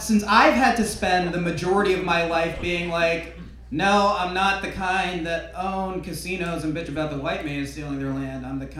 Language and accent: English; United States; coming from America